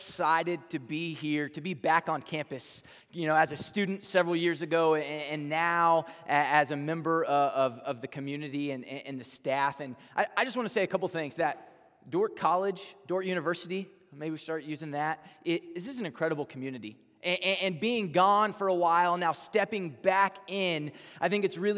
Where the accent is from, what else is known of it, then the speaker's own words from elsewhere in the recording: Texas, United States; accent: southern twang; moved away; I'm from Texas, and so I'm probably gonna say y'all sometime in here